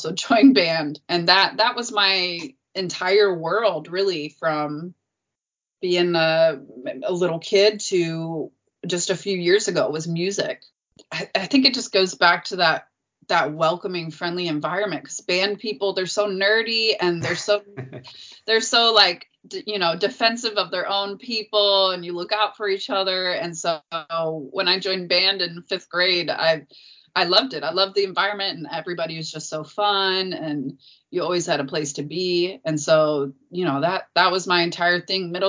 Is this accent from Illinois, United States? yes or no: yes; Chicago, Illinois, United States; moved away as an adult; also born or lived in North Carolina / Texas / Houston, Texas; now in Shanghai, China; I grew up on the South Side